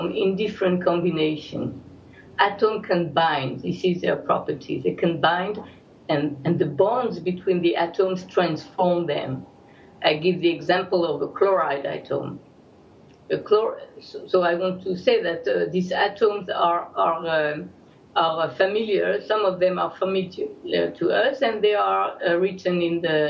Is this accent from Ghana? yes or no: no; Algeria; now in Jerusalem, Israel; I was born in Algeria